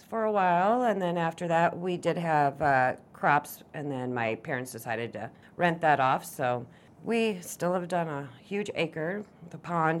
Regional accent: Lawler, Iowa, United States; I grew up in a very small town in Lawler, Iowa, and lived out in the country, and ended up going to school in New Hampton

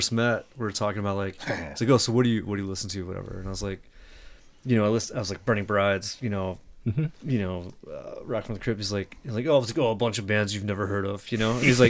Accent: Lansing, Michigan, United States; moved away as an adult; now in Phoenix, United States; I'm from Lansing, Michigan. Moved out here about what, eight years now? 9 years? It'll be nine.

